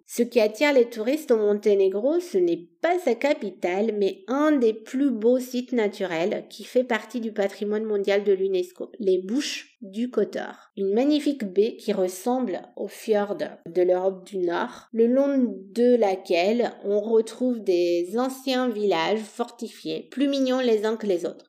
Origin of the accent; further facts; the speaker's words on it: Bucharest, Romania; French is a second language; moved away as an adult; Je suis née en Roumanie où j'ai grandi jusqu'à mes 20 ans.